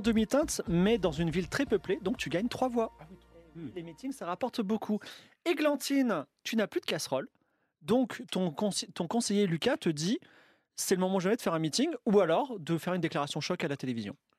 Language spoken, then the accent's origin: French; France; nous, en tant que Français